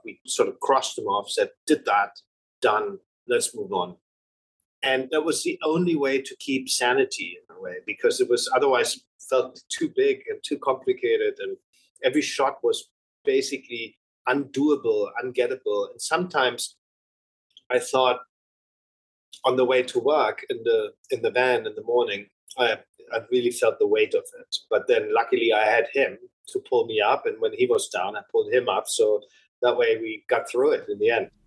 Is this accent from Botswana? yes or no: no; Germany; When you grow up in Germany